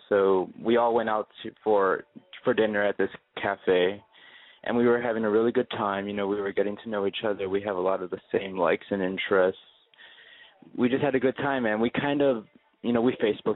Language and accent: English; Chicago, Illinois, United States; I'm from Chicago